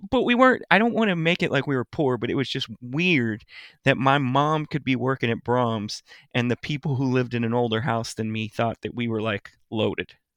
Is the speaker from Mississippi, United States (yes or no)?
no; Lewisville, Texas, United States; I grew up in Louisville. And I grew up in the new part of Louisville at the time